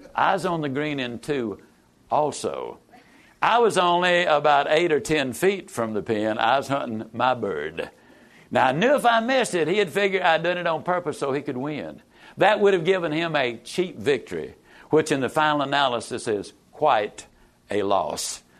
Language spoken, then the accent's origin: English; East Texas, United States; born or raised there